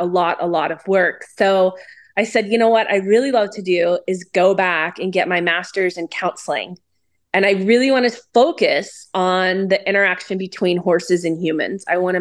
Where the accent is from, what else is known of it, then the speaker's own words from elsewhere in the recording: Pittsburgh, Pennsylvania, United States; also born or lived in Cleveland, Ohio; now in Scottsdale, United States; I grew up in Pittsburgh and then we moved to Cleveland. My dad was in the steel industry and so he retired in Arizona. And I ended up following my parents out here in the early 2000s